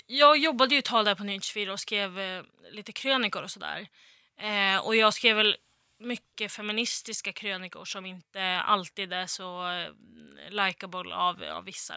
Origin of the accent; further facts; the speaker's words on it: Västerås, Västmanland, Sweden; moved away; när jag bodde hemma i Västerås